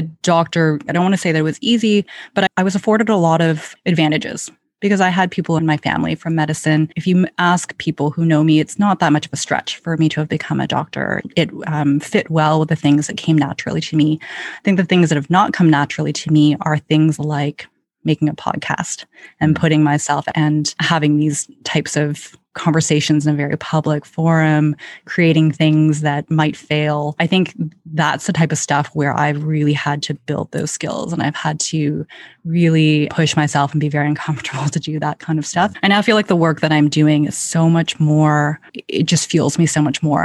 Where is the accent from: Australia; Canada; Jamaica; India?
Canada; Ottawa, Ontario; born or raised there; also born or lived in London, Ontario; now in Toronto, Canada